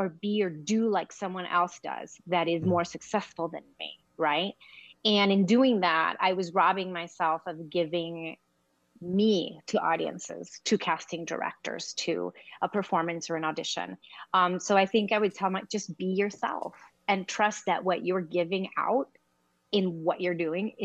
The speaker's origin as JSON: {"language": "English", "town": "Los Angeles", "region": "California", "country": "United States", "tie": "born or raised there", "also_born_or_lived": "Queens, New York", "said": "So I was in L.A."}